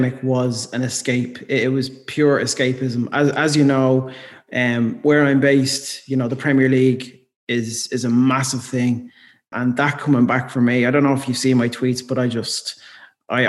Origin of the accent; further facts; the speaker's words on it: Dublin, Leinster, Ireland; I'm from Dublin.